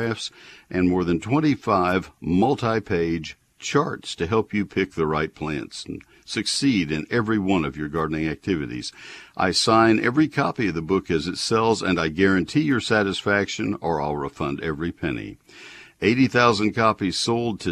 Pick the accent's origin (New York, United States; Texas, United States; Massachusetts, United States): Texas, United States; Brazos County; also born or lived in Collin County, Texas; I have 150 on my property in Collin County, which is not exactly Brazos County, but I grew up in Brazos County